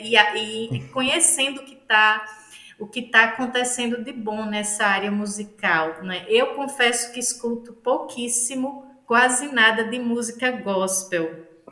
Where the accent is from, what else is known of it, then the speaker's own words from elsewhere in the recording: Northeast Region, Brazil; accent: nordestino; Mulher nordestina